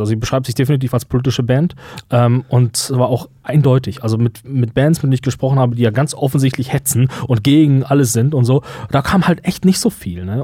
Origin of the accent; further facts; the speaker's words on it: Germany; uns denn wegnehmen als Deutsche